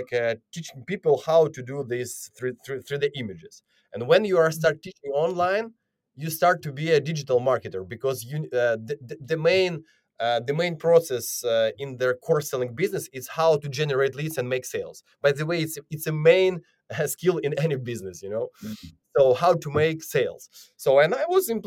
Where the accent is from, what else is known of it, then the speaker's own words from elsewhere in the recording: Ukraine; I'm originally from Ukraine